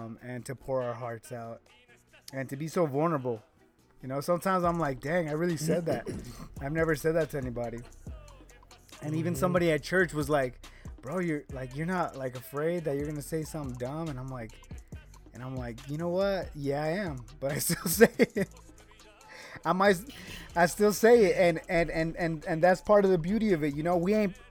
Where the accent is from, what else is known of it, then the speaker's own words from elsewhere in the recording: Reno, Nevada, United States; I'm from Reno